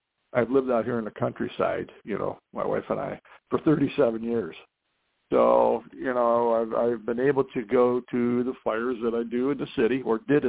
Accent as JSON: {"language": "English", "town": "Canton", "region": "Ohio", "country": "United States", "tie": "born or raised there", "said": "I was born and raised in Canton, Ohio, Football Hall of Fame city"}